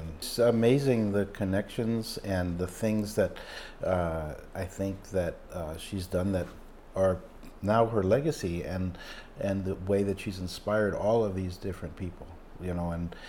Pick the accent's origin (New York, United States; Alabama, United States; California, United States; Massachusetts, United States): New York, United States; Brooklyn; born there; Yeah, I was born in Brooklyn in 1956.